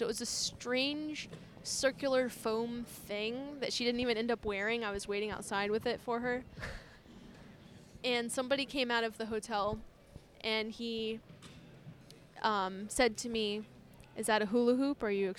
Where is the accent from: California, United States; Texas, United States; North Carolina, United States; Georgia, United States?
Georgia, United States; moved away; I'm from Georgia